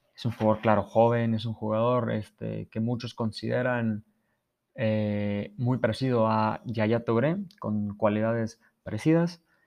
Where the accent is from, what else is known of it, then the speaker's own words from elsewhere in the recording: Mexico; todos como mexicanos